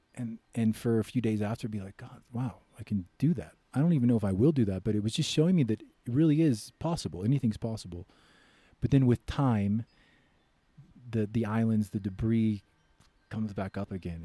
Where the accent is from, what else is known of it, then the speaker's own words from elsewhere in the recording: United States; I'm American